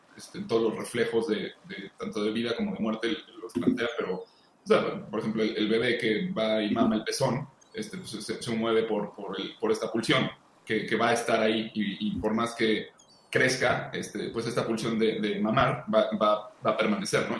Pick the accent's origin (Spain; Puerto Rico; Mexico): Mexico